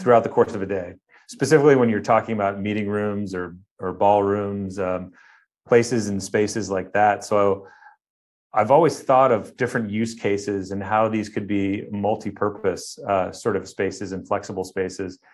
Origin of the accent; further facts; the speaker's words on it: Cleveland, Ohio, United States; now in Irvine, United States; I grew up in Ohio, uh, on the outskirts of Cleveland, Ohio